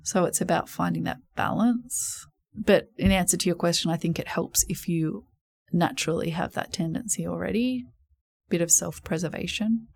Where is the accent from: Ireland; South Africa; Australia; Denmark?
Australia; New South Wales; also born or lived in England; now in Sydney, Australia; I was from New South Wales